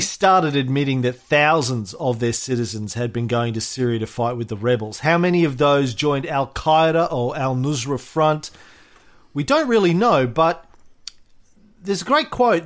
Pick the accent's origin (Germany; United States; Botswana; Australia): Australia